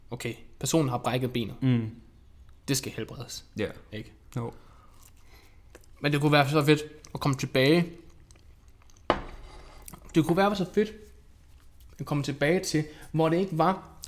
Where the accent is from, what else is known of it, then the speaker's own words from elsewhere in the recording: Denmark; er dansker, ikke?